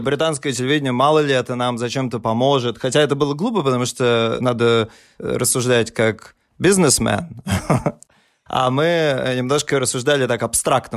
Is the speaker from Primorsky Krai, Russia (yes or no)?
no; Saint Petersburg, Russia; moved away as an adult; now in Berlin, Germany; Мы родились в Петербурге, выросли там, да.